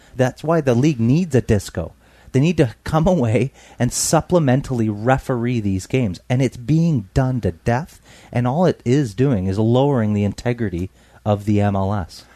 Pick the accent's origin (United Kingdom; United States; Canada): Canada; British Columbia; us growing up in Tawas in British Columbia